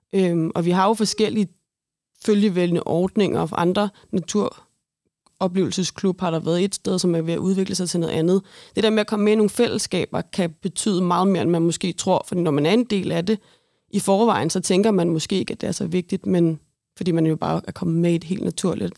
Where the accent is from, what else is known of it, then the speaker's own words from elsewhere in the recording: Brøndby, Capital Region of Denmark, Denmark; Nu er jeg altså, født og opvokset i Brøndby